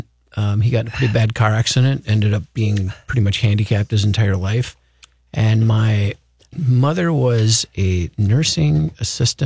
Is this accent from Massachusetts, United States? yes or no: no; Anoka, Minnesota, United States; also born or lived in St. Cloud, Minnesota / Coon Rapids, Minnesota; I was born in St. Cloud, Minnesota, and moved to the Twin Cities. I want to say I was in kindergarten or preschool, somewhere in that age